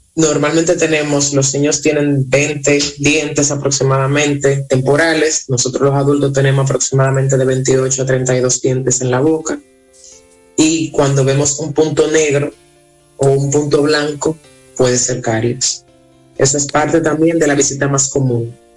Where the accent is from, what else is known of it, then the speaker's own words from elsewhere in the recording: Dominican Republic; nosotros somos dominicanos